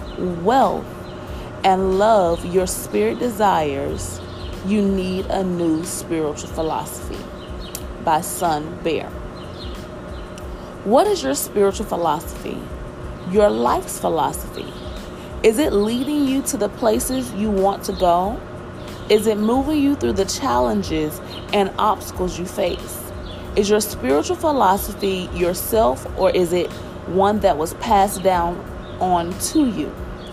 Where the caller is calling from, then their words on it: Nashville, Tennessee, United States; I am hailing you from Nashville, Tennessee.